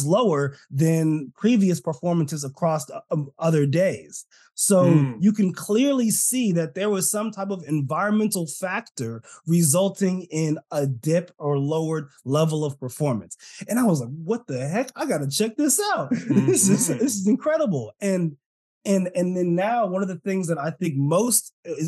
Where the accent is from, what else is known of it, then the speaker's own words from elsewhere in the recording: California, United States; I'm Californian. Apparently, Californians don't say our T's.